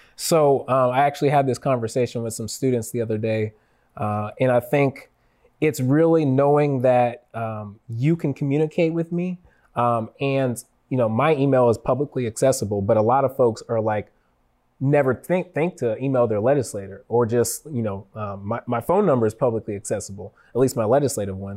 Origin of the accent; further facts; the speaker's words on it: Federal Way, Washington, United States; growing up in Federal Way